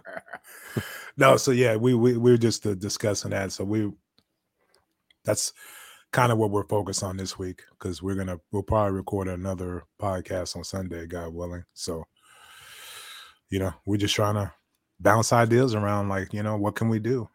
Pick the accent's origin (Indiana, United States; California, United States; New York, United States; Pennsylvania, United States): California, United States; Bay Area; now in Texas, United States; I'm from the Bay Area.